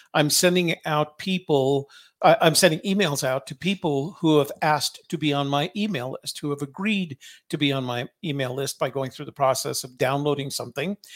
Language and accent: English; Washington, District of Columbia, United States; I was from Washington, D C